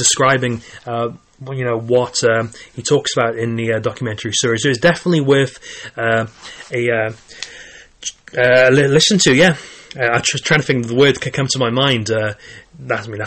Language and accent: English; Caerphilly, Wales, United Kingdom; I was born in Wales, and I've lived in Wales all my life